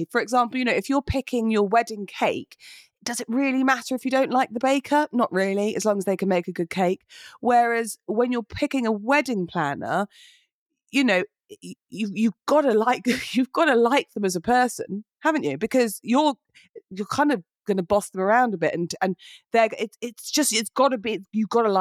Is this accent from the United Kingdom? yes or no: yes; United Kingdom; it's not in our nature as British people to be like, oh, look at me, look at me, and posy.